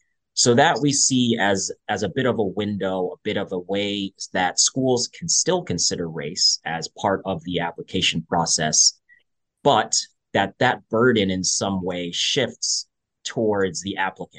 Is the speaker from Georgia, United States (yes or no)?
no; Albany, New York, United States; now in Boston, United States; I am originally from the Albany, New York area, but now living in the Boston area.